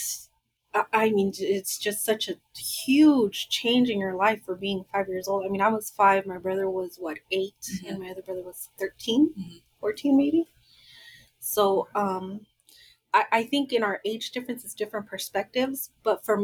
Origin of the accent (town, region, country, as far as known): Los Angeles, California, United States; born or raised there; also born or lived in Guadalajara, Jalisco, Mexico